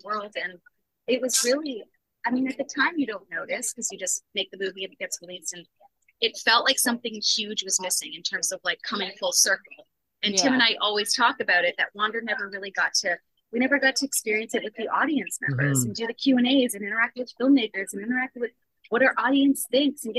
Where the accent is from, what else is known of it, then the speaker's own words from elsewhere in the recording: Niagara Falls, Ontario, Canada; Niagara Falls, my hometown